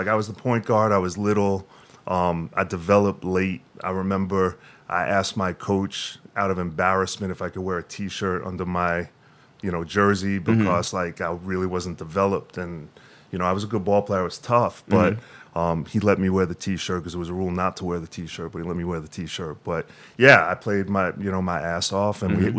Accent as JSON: {"language": "English", "town": "Long Island", "region": "New York", "country": "United States", "tie": "born or raised there", "also_born_or_lived": "Brooklyn", "said": "And then when I was one, they moved to Long Island. So, South Shore, Long Island."}